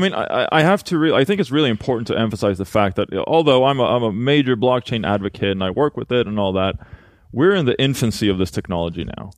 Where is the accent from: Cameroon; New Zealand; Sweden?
Sweden; Halmstad, Halland County; now in Los Angeles, United States; I'm from Sweden, born and raised in Halmstad